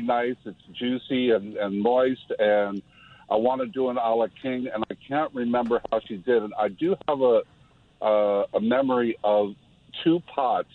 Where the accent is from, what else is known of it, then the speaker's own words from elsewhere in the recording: Detroit, Michigan, United States; I was born in Detroit